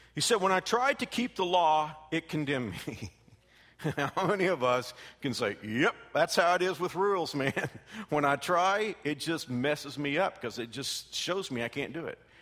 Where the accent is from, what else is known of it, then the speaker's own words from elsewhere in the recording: Texas, United States; I came from Texas